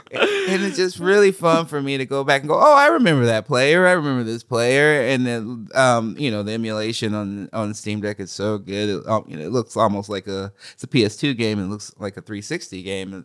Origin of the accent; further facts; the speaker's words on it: Oregon, United States; I grew up in Oregon